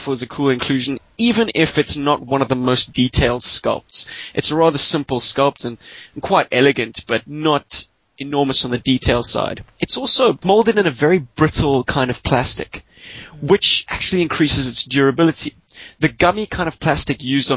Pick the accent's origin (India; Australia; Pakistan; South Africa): South Africa; Cape Town, Western Cape; moved away; also born or lived in Johannesburg; my Cape Town address